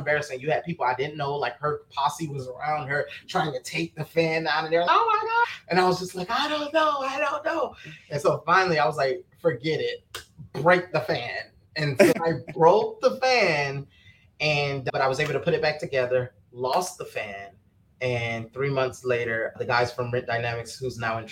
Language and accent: English; Miami, Florida, United States; I'm from Miami, Florida, born and raised